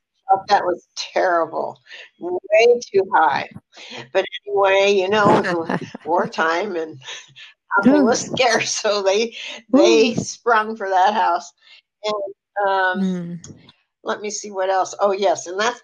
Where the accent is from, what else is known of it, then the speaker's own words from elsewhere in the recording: Eagle Rock, California, United States; also born or lived in Los Angeles; in Eagle Rock, California, but let me back up a little bit. I was born in Los Angeles, and at the time we had a brand new house, and it was sort of near Inglewood.